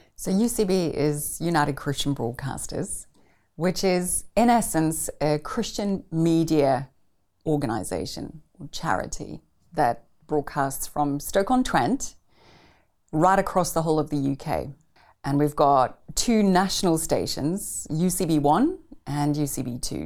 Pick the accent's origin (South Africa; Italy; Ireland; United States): South Africa; Pretoria, Gauteng; I grew up in Pretoria, the capital city of South Africa